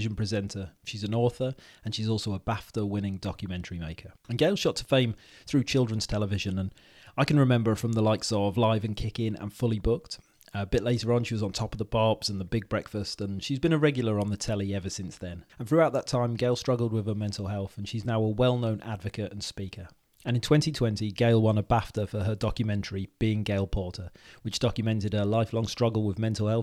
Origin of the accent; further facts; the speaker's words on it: Wales, United Kingdom; now in England, United Kingdom; because I'm Welsh, you see, and I live in England. And when I go back to Wales